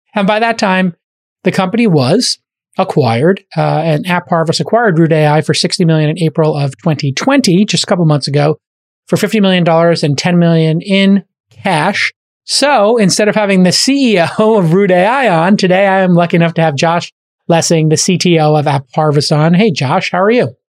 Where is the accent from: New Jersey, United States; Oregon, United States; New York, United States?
New York, United States; New York City; moved away; As a kid from Brooklyn